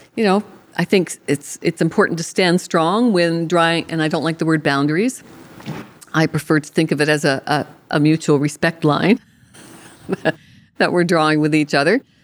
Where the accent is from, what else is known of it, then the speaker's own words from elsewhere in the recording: Canada; I'm Canadian